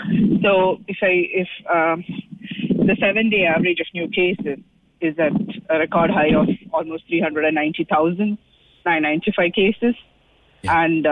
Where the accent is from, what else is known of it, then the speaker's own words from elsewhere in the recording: Coimbatore, Tamil Nadu, India; now in Ireland; small town in Tamil Nadu. Yeah. It's a state called Tamil Nadu. It's a very small town. It's where I grew up. You know, that's my hometown.